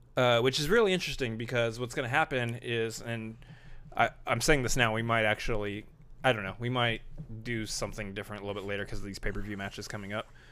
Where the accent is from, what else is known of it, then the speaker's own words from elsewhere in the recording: Texas, United States; you also say y'all because we're from Texas